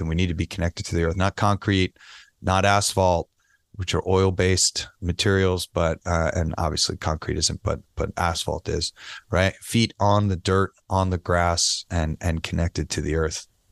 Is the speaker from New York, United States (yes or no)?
yes; New York City, New York, United States; now in Las Vegas, United States; I'm a New Yorker